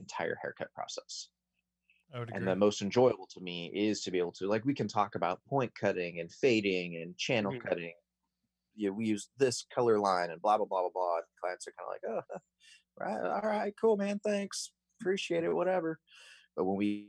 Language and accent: English; Chico, California, United States; I grew up in Chico, so I grew up around the Sierra Nevada culture